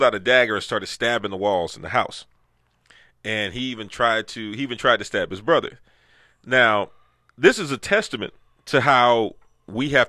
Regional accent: United States; growing up in Sunnyside

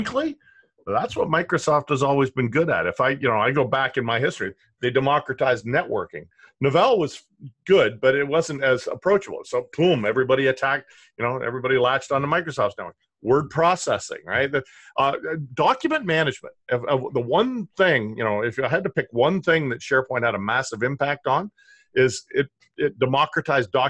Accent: Canada; I'm Canadian

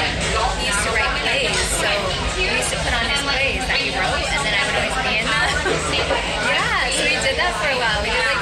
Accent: Northern California, United States; also born or lived in New York; now in Los Angeles, United States; I moved to LA in like 2011. I grew up in California, Northern California.

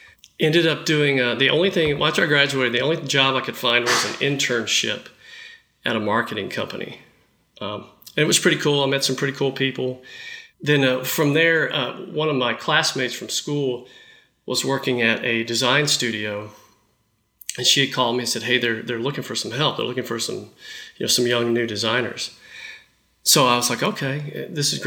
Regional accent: Dallas, Texas, United States; growing up in Dallas

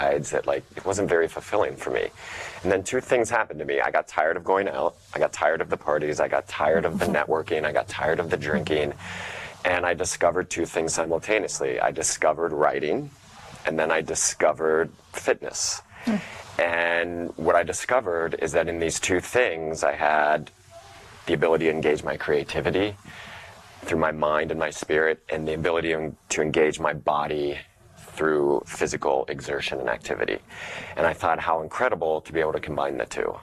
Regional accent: Ohio, United States; moved away as an adult; I'm from Ohio, so I'm from the Midwest.

